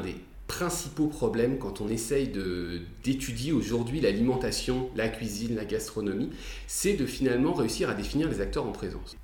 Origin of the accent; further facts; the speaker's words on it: France; on est en France, euh, on est français